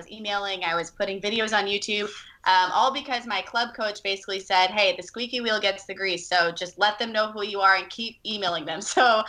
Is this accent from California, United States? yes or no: yes; California, United States; also born or lived in Virginia / North Carolina / Illinois; now in Sacramento, United States; I grew up, I'm actually from Virginia, but I moved around. So I lived in North Carolina, Illinois, and then California. So I grew up in the Bay Area from 10 years old on.